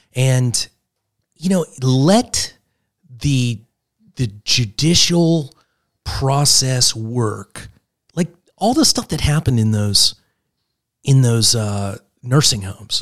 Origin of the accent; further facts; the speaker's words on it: Pittsburgh, Pennsylvania, United States; I grew up in Pittsburgh